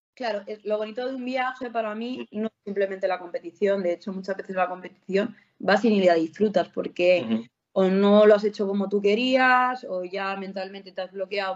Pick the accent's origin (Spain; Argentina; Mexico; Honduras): Spain; Barcelona, Catalonia; yo, de Barcelona